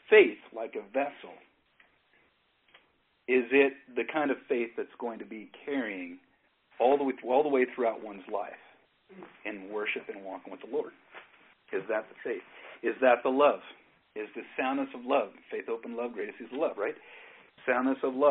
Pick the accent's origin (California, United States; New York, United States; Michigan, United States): California, United States; Northern; moved away; originally I'm from Northern California. I was born up in Northern California, and I spent much of my growing up off on the coast